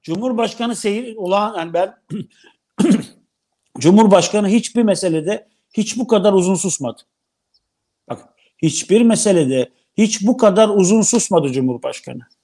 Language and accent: Turkish; Black Sea Region, Turkey